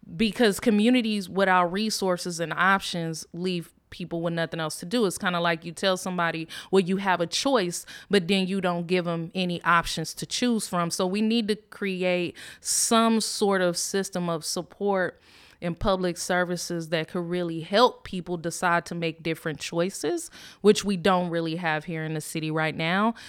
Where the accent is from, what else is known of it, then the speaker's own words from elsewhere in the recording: Richmond, California, United States; I grew up in Richmond, um, Richmond, California